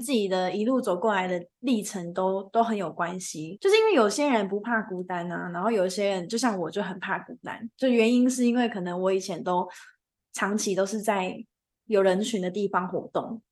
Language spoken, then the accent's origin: Chinese; Taichung, Taiwan; 我主场是在日月潭，我本身是台中人